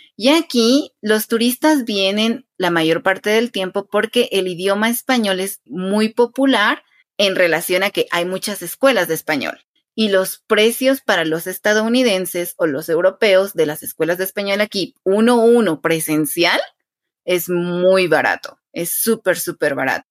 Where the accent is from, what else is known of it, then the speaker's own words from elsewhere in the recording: Quetzaltenango, Guatemala; yo soy de Quetzaltenango, es el nombre de mi ciudad.